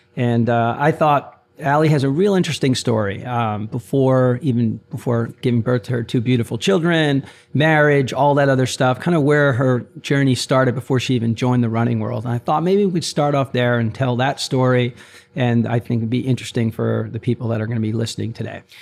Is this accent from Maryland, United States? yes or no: no; Maplewood, New Jersey, United States; I grew up in Maplewood, South Orange